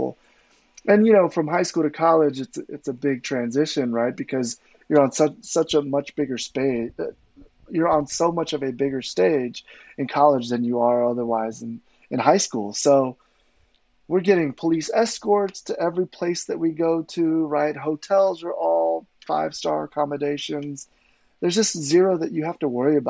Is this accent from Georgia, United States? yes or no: no; Los Angeles, California, United States; I grew up playing football in the San Fernando Valley in suburbs of Southern California.